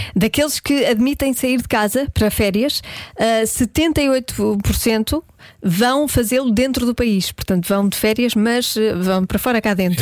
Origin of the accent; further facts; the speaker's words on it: Porto, Norte, Portugal; Eu sou do Porto